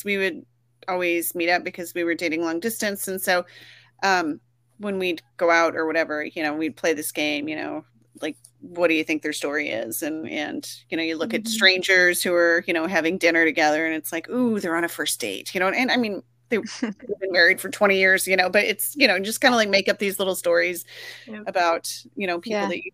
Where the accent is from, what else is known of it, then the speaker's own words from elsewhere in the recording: Texas, United States; moved away; I grew up in Texas, and we always went back to school early there too